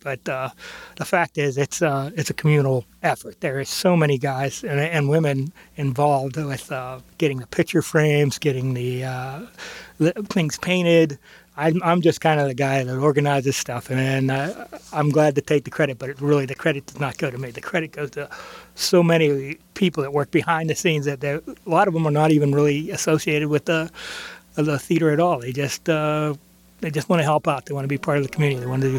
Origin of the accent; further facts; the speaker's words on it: Center Township, Pennsylvania, United States; now in Beaver, United States; I grew up in Center Township, and I graduated from Center, and I now live in Beaver.